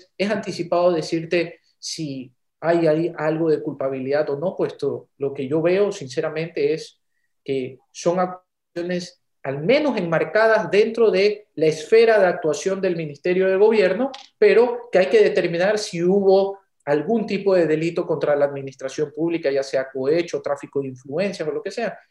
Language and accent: Spanish; Ecuador; nos debe importar como los ecuatorianos